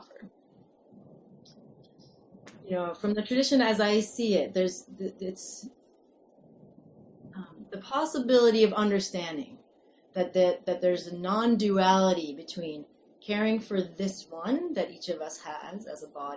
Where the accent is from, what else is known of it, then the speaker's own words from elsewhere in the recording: the Northeast, New England, United States; now in California, United States; I am American, I grew up in the Northeast